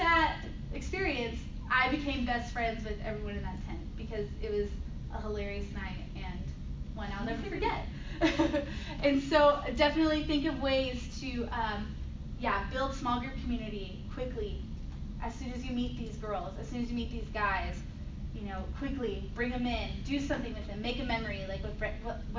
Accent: Texas, United States; I'm from Texas

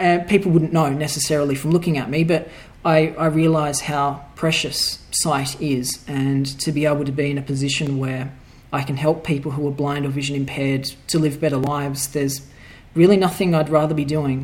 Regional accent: Perth, Western Australia, Australia; I was born and raised in Perth, Western Australia

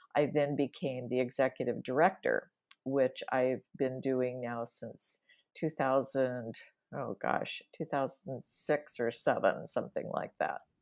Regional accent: Washington, United States; moved away; also born or lived in Wisconsin / Dubuque, Iowa / Seattle; I'm originally from the Washington, uh, area

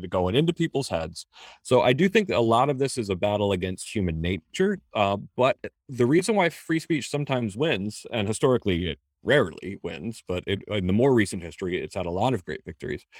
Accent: United States; first generation American

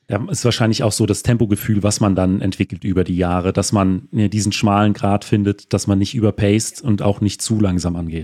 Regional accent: Hesse, Germany; als Hesse

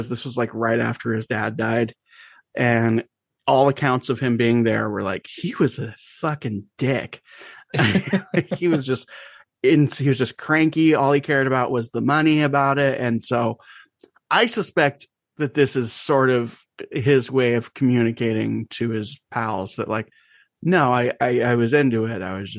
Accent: United States; I'm an American

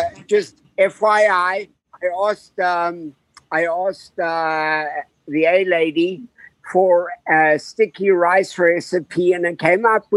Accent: South Africa; now in Orlando, United States; I am originally from South Africa and now live in the Orlando area

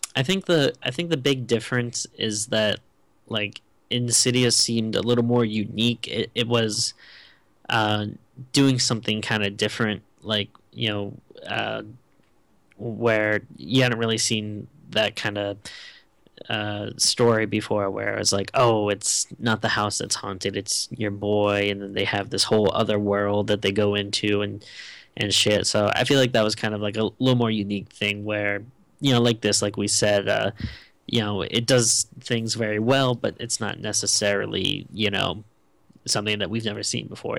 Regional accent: Rhode Island, United States; I'm from Rhode Island

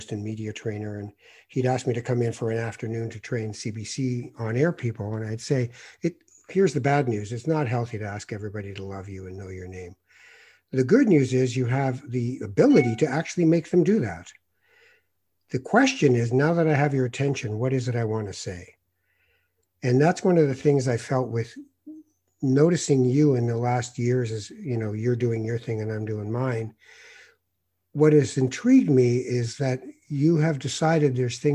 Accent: Tangier, Tanger-Tetouan-Al Hoceima, Morocco; moved away; I'm a Moroccan. I was born in Tangiers

